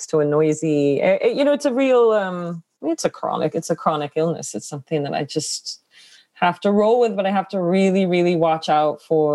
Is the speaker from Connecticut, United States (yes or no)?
yes; Connecticut, United States; my own experience growing up in Connecticut.